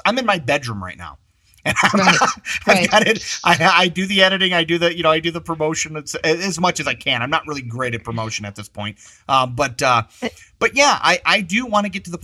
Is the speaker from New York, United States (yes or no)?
no; mid Michigan, United States; also born or lived in Chicago area, Illinois; I'm originally from the Chicago area, but when I was young, I moved to like a mid Michigan type of area